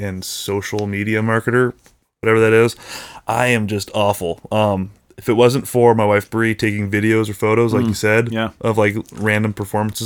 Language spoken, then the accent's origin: English; California, United States; I'm very Californian.